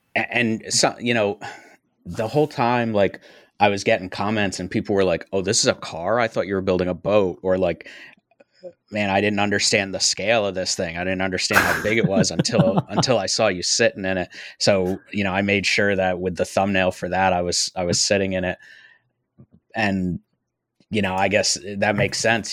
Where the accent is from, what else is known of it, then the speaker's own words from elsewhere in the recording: upstate New York, United States; moved away; I'm from upstate New York, so I've got family up there.